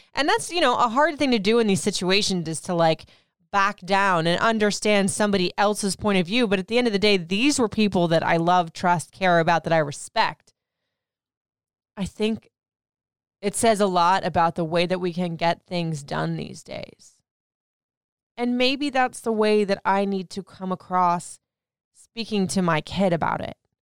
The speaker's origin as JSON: {"language": "English", "country": "Puerto Rico", "said": "I am Puerto Rican"}